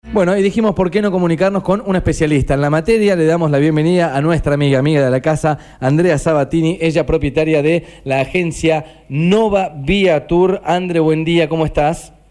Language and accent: Spanish; Argentina; yo argentino vacacionando